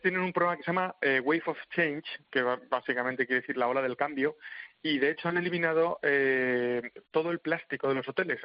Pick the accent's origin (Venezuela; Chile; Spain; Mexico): Spain; Madrid, Community of Madrid; yo soy de Madrid